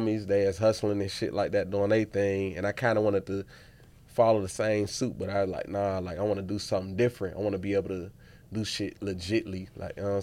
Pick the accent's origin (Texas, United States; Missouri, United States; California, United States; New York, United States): Texas, United States; Dallas; accent: Pittsburgh; also born or lived in Pittsburgh, Pennsylvania; I come from Pittsburgh, Pennsylvania, but I grew up in Dallas, so that's why I'm really a Dallas nigga for real